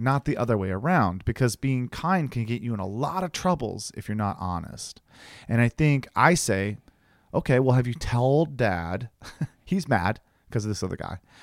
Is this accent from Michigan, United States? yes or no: no; Ohio, United States; moved away; I'm going home to Ohio